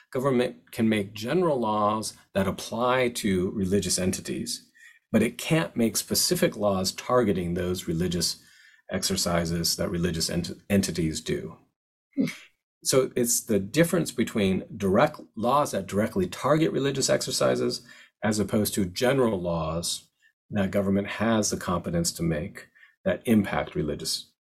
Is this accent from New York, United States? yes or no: no; Seattle, Washington, United States; I'm from Seattle. That's how I knew about it.